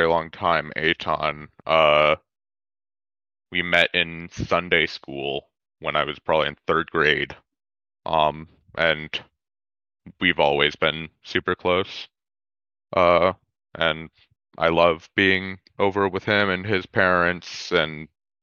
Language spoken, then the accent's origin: English; Colorado, United States; I was born in Colorado, and I've lived here all my life